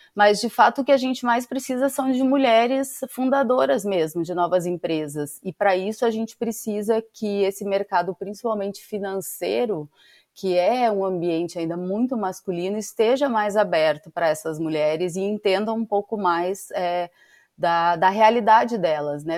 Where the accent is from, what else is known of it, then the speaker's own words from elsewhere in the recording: Rio Grande do Sul, Brazil; moved away; sou gaúcha